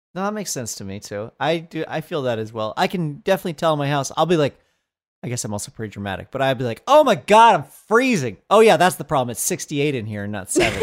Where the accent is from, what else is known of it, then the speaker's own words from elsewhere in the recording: Colorado, United States; I was born in Colorado